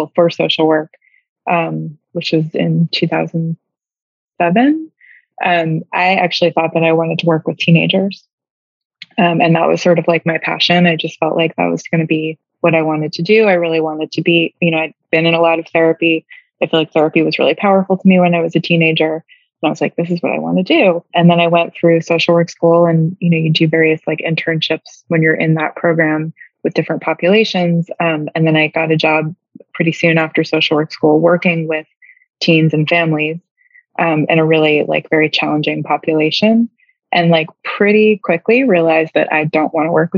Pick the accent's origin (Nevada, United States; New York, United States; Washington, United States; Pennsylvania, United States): New York, United States; moved away as an adult; now in Savannah, United States; I'm from New York and like started work, you know, doing this work in New York